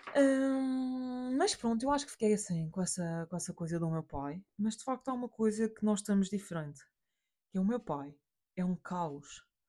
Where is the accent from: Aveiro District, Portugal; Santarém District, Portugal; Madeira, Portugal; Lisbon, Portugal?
Madeira, Portugal; A porque somos portugueses, B porque somos da Madeira